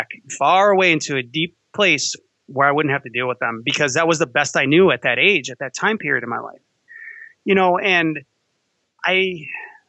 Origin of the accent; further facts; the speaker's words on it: Chicago, Illinois, United States; Growing up in Chicago, I used to like the Cubs